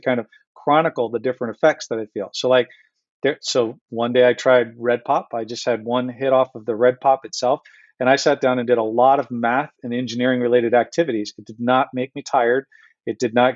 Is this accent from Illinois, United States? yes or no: no; Santa Cruz, California, United States; now in Michigan, United States; when I was growing up in California, I'm up in Santa Cruz